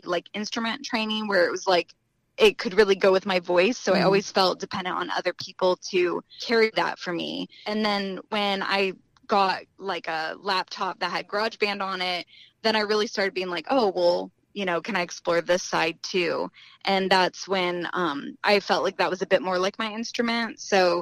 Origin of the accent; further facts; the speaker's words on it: Ohio, United States; also born or lived in Columbus, Ohio; I'm from Ohio